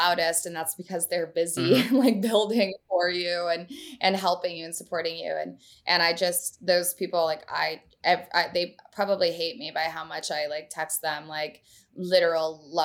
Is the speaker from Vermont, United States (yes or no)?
yes; Vermont, United States; moved away; I'm from Vermont